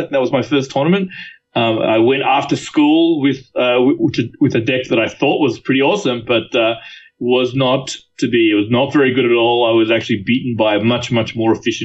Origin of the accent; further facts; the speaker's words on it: Sydney, New South Wales, Australia; moved away as an adult; also born or lived in San Francisco Bay Area, United States; now in San Francisco, United States; I grew up in Sydney, Australia